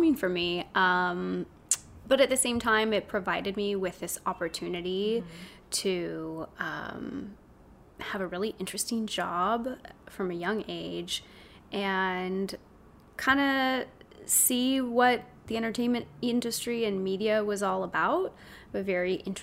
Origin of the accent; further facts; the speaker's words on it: South Orange County, California, United States; I grew up in South Orange County, a total normal kid, normal life